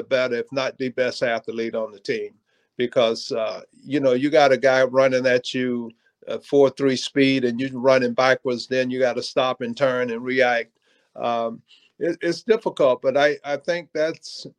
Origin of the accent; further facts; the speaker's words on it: Georgia, United States; I grew up on a farm in Georgia